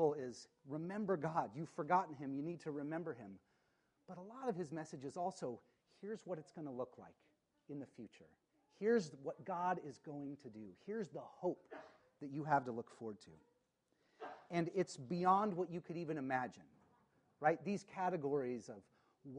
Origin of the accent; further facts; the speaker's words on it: Spokane, Washington, United States; I grew up in Spokane